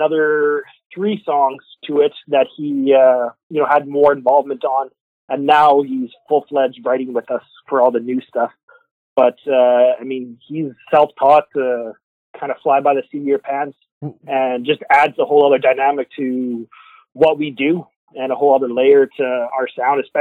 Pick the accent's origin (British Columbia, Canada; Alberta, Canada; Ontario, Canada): Alberta, Canada; moved away as an adult; now in Quebec, Canada; I come from Alberta originally